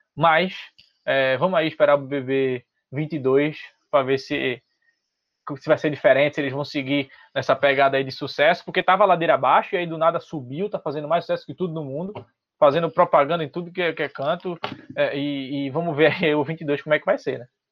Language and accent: Portuguese; Recife, Pernambuco, Brazil; eu também sou de Recife